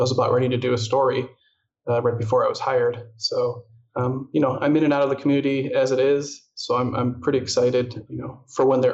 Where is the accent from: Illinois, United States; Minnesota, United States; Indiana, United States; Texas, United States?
Illinois, United States; moved away as an adult; now in Arizona, United States; I'm originally from Illinois, where I worked at a TV station and a radio station, and moved out to Arizona about 3 years ago